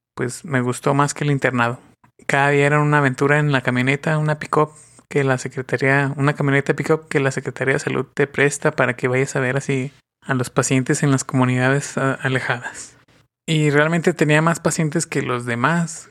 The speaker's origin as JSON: {"language": "Spanish", "region": "northern Mexico", "country": "Mexico", "said": "Soy del norte de México."}